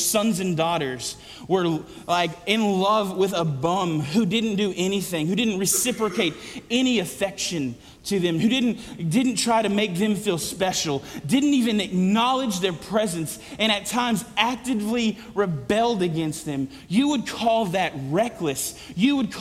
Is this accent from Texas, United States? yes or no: yes; West Texas, United States; I'm from West Texas